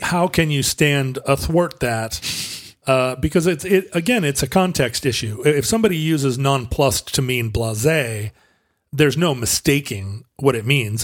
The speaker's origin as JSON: {"language": "English", "area": "the Northwest", "region": "Pacific Northwest", "country": "United States"}